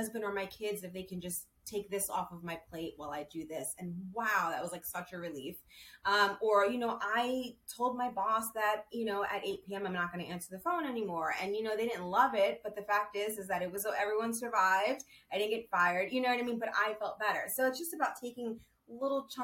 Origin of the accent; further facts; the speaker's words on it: New York City, New York, United States; moved away as an adult; now in Los Angeles, United States; I'm from New York City, and I moved to LA probably a year and a half ago